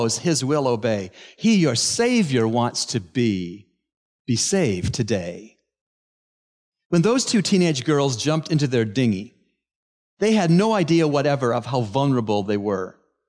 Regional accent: Canada; moved away; One of my favorite spots in my home country of Canada is a vast body of water

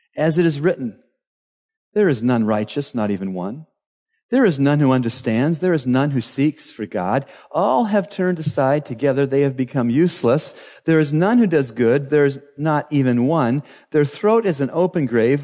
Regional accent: Canada; moved away as an adult; now in Bahamas; In Canada, my home country

